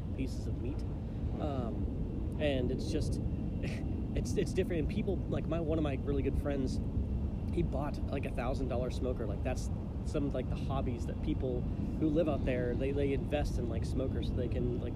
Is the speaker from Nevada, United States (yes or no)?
no; Texas, United States; moved away as an adult; now in San Francisco, United States; growing up in Texas